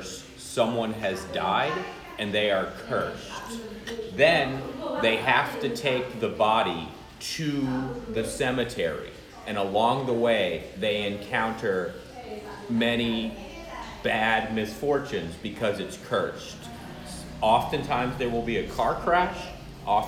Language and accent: English; United States; moved away as an adult; now in Indonesia; As an American viewer